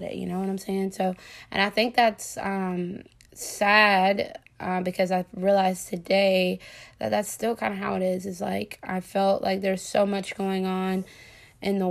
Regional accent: the South, United States; a young African-American woman, growing up in the South and in a Southern Black Baptist church

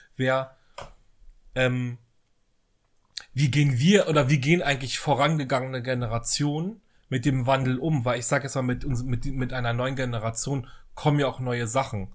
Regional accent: West Germany, Germany; now in Berlin, Germany; ich bin ja im Westen groß geworden

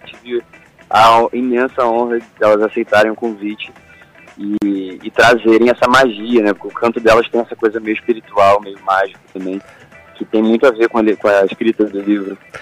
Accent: Volta Redonda, Rio de Janeiro, Brazil; eu sou de Volta Redonda

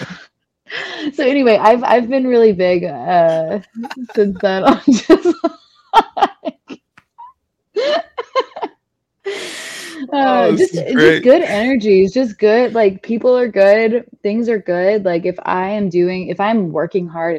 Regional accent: Franklin, Tennessee, United States; accent: Southern; I grew up in the Bible Belt. I grew up in, like you said, predominantly white town

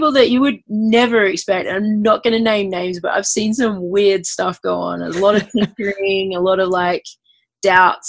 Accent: Adelaide, South Australia, Australia; moved away as an adult; also born or lived in Queensland, Australia; growing up in Australia

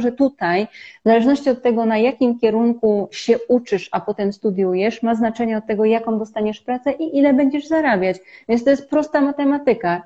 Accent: Poland; moved away as an adult; now in India; my żyjemy i wychowywaliśmy się w kraju 38-milionowym

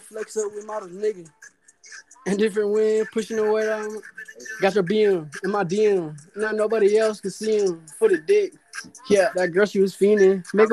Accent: New York, United States; now in South Carolina, United States; I'm originally from New York, but goddamn, I moved down here a minute ago

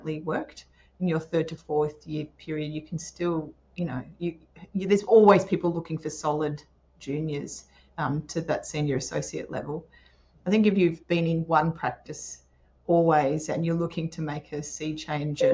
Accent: Port Macquarie, New South Wales, Australia; also born or lived in Newcastle / Sydney; I grew up in Port Macquarie, so that's where a lot of us went to uni

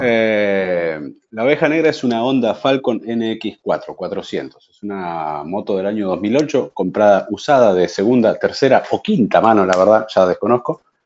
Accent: Argentina; Pero yo soy argentina, soy argentino, vivo en este momento acá

